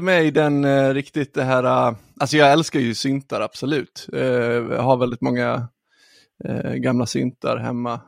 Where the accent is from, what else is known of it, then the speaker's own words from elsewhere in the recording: Ludvika, Dalarna County, Sweden; Jag är från eh, Ludvika.